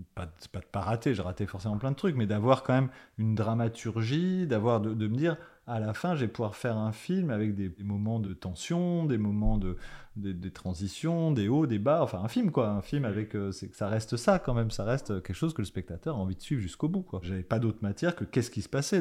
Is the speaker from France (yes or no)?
yes; Paris, Île-de-France, France; je venais de Paris